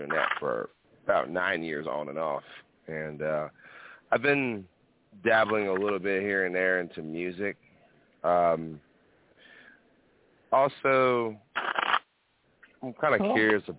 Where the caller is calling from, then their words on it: Northeast Texas, United States; I'm calling from Texas.